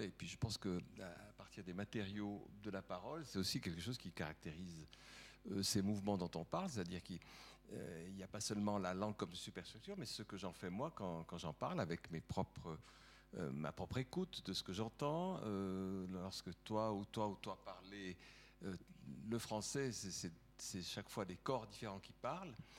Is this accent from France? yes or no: no; Valais, Switzerland; also born or lived in Geneva; now in Lausanne, Switzerland; en tant que Valaisan ayant euh, vécu longtemps à Genève, habitant euh, désormais Lausanne